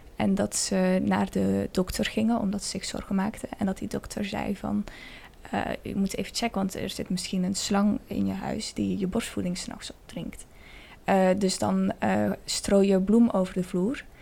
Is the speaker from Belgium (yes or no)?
no; Spain; moved away; plek waar ik ben opgegroeid, in Spanje